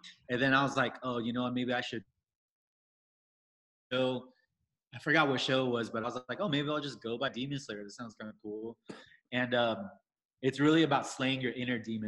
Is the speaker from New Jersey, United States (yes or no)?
no; Riverside, California, United States; also born or lived in Vietnam; now in Los Angeles, United States; I was born and raised in Riverside in LA, but the last 10 years I was living in Asia, and then I just came back a few years ago